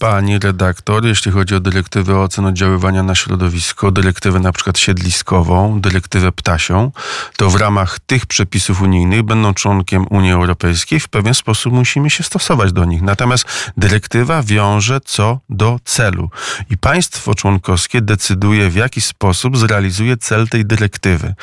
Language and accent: Polish; Maków, Łódź Voivodeship, Poland; Byłem kiedyś radnym gminy Maków, to jest moja rodzinna miejscowość w powiecie skierniewickim